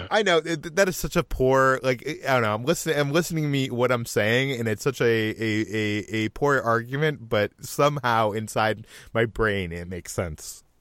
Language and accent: English; Boston, Massachusetts, United States; I grew up in Boston